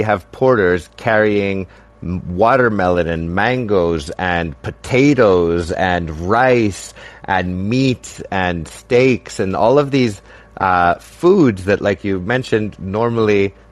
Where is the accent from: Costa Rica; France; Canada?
Canada; myself being Canadian and half Mexican